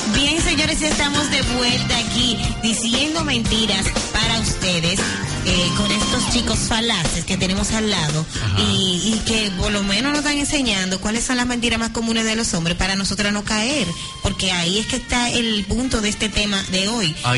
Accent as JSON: {"language": "Spanish", "country": "Dominican Republic", "said": "nosotros somos dominicanos"}